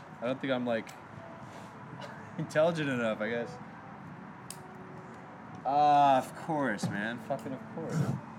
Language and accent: English; Texas, United States; I'm from Texas.